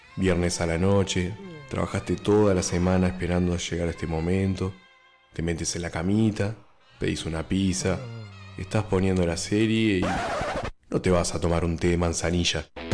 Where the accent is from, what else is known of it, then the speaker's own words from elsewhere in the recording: Uruguay; also born or lived in Argentina / Spain; yo me siento uruguayo